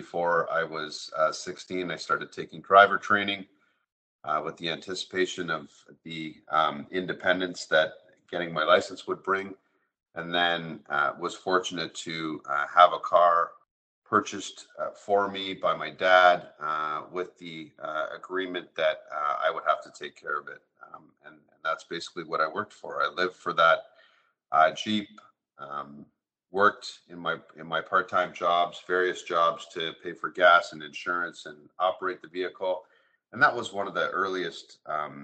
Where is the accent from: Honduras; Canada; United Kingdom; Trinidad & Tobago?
Canada; Toronto, Ontario; I am born and raised in Toronto